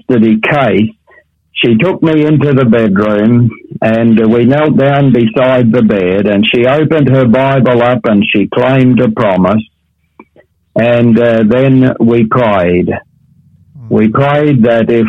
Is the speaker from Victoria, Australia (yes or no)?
no; Tasmania, Australia; now in Perth, Australia; the wood fires that I was brought up with in Tasmania